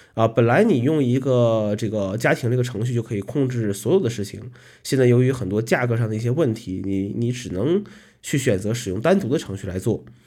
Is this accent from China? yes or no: yes; Northeast China, China; moved away as an adult; now in Kunming, China; 从小生活在这个东北地区